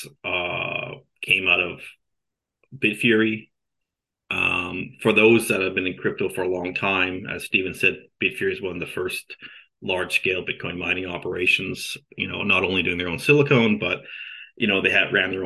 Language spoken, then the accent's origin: English; Canada; moved away as an adult; I'm a Canadian, grew up in Canada, born and raised there